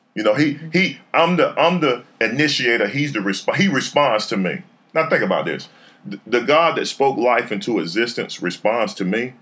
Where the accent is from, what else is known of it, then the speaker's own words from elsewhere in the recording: Raleigh, North Carolina, United States; I'm from Raleigh, born and raised. Went to Garner